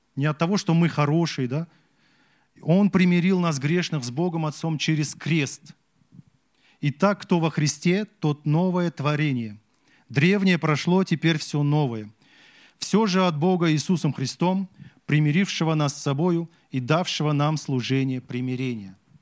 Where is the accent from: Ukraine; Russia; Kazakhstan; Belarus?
Kazakhstan; Я вот казах